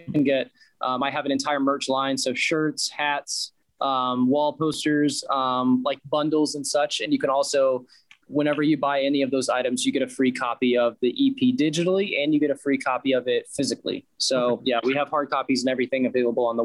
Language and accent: English; High Point, North Carolina, United States; also born or lived in Greensboro, North Carolina / Hickory, North Carolina; I was born in High Point, but I lived in Greensboro. I lived in Western North Carolina in the Hickory area